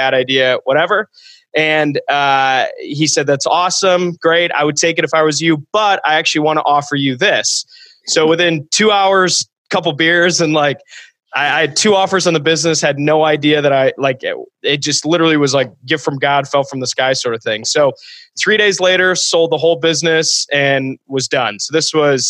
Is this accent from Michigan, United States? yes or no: yes; Ann Arbor, Michigan, United States; also born or lived in Holland, Michigan; I went to a college about 3 hours from my hometown. I'm from Ann Arbor, Michigan